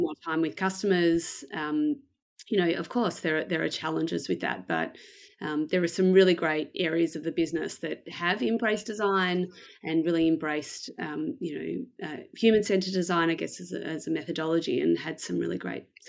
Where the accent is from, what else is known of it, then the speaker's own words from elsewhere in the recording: Melbourne, Victoria, Australia; I am from Melbourne in Australia. Uh, I was born here um, and I've lived here basically most of my life.